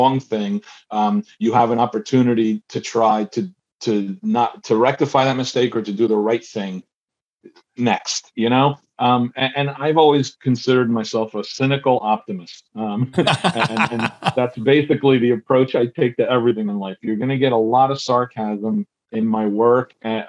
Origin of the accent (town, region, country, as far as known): New Jersey, United States; born or raised there; also born or lived in Buenos Aires, Argentina / Queens, New York